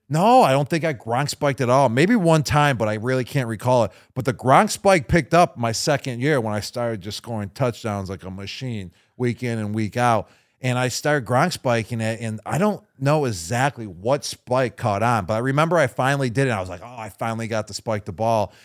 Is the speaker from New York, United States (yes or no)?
yes; Buffalo, New York, United States; my hometown team, the Buffalo Bills